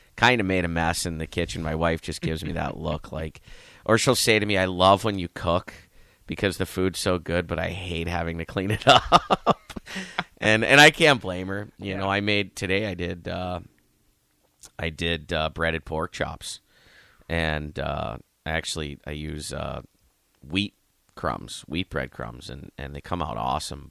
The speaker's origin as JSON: {"language": "English", "town": "Youngstown", "region": "Ohio", "country": "United States", "moved": "yes", "said": "I'm from Youngstown"}